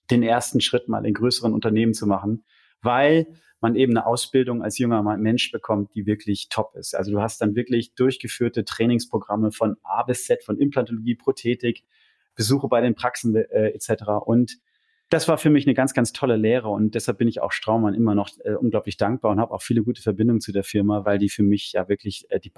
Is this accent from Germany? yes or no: no; London, United Kingdom; ich komme aus London, bin eine Weltreise gemacht und habe dann meinen Job da als Produktmanager äh, im Waldenburger Tal begonnen